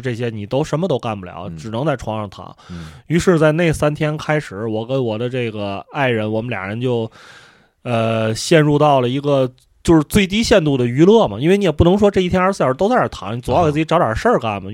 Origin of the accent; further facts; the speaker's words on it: China; 可能因为我们是中国人